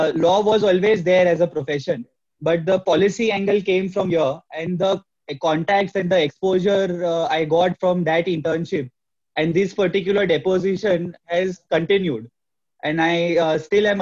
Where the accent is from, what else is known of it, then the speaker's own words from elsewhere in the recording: Mumbai, Maharashtra, India; I'm from Mumbai